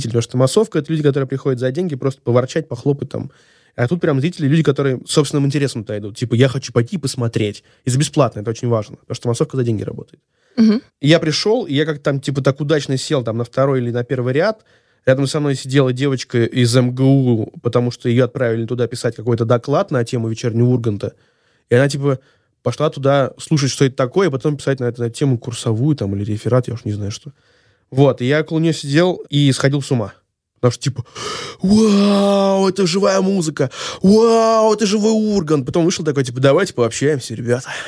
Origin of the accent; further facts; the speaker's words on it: Saint Petersburg, Russia; Ну, наверное, так как, типа, я из Санкт-Петербурга, за «Зенит».